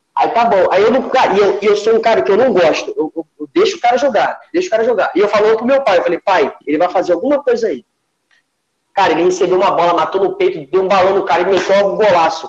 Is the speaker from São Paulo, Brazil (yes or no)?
no; Rio de Janeiro, Brazil; also born or lived in Brasília; Eu não sou daqui do Rio de Janeiro, eu sou de Brasília e vim morar aqui no Rio de Janeiro com quatro anos de idade.